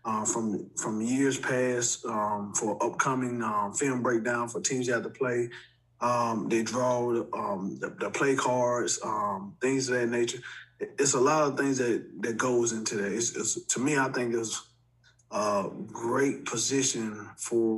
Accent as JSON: {"language": "English", "town": "Montgomery", "region": "Alabama", "country": "United States", "also_born_or_lived": "Memphis, Tennessee", "moved": "yes", "said": "I'm not from Memphis, I'm from Montgomery, Alabama"}